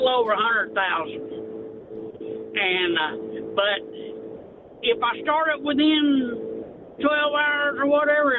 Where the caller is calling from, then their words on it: Lonsdale, Arkansas, United States; I'm from Lonsdale, Arkansas.